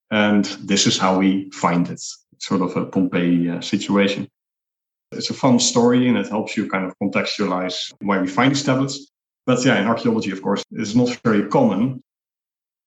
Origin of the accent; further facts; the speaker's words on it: Netherlands; now in Nicosia, Cyprus; I'm originally from the Netherlands